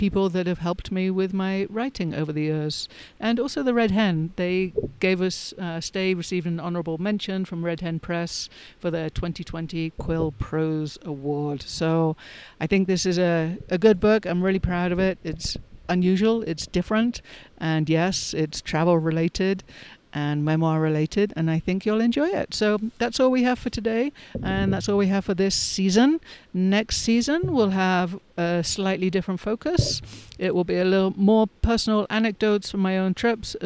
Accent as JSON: {"language": "English", "region": "England", "country": "United Kingdom", "tie": "born or raised there", "also_born_or_lived": "London", "moved": "as an adult", "lives_now": "United States", "said": "I left England. I left my small town to study languages and migration patterns in London"}